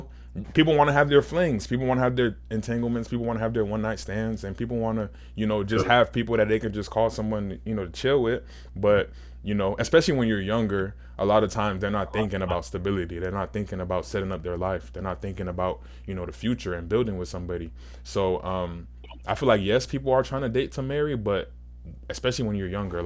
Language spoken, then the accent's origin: English; Nigeria; I'm Nigerian